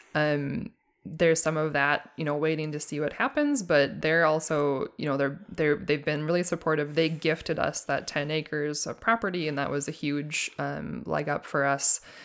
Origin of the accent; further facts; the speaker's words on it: Duluth, Minnesota, United States; I grew up on a hobby farm in Duluth, uh, Duluth, Minnesota, and I lived there most of my life